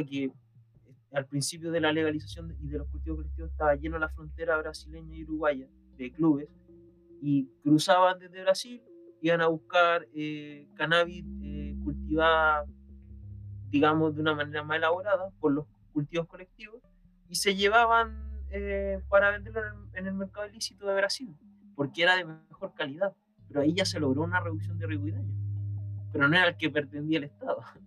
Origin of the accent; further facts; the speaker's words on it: Chile; en mi país